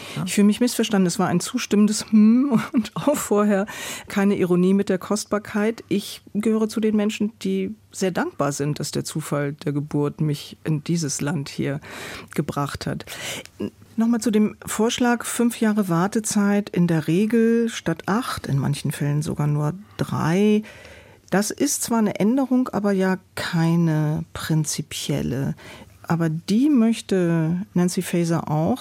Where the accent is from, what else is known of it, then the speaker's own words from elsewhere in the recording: Germany; Ich wurde von deutschen Eltern in der Bundesrepublik Deutschland geboren